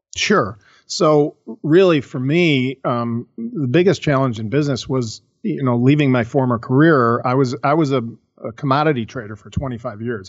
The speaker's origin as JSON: {"language": "English", "town": "Chicago", "region": "Illinois", "country": "United States", "tie": "born or raised there", "said": "I was born and raised in Chicago"}